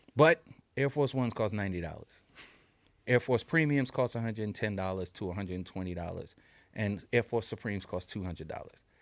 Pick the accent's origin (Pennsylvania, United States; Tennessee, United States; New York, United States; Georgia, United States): New York, United States; New York City; we're kids from New York City